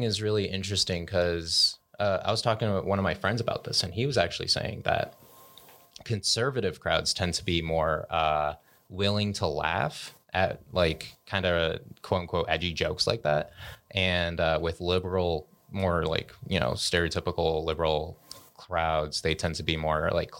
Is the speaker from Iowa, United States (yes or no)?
no; Colorado, United States; born there; So I am Cambodian American, meaning that both my parents are Cambodian, but I was actually born in Boulder County.